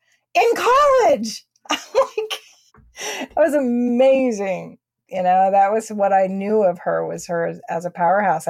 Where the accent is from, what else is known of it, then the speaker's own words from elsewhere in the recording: Texas, United States; I'm a Texan